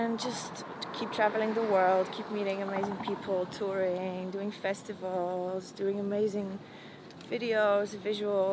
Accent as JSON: {"language": "English", "country": "Poland", "moved": "yes", "said": "coming from where I come from Poland and from a very religious background"}